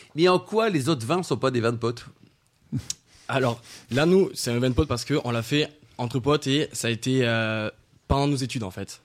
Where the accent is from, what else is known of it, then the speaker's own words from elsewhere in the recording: Nîmes, Occitania, France; je viens de Nîmes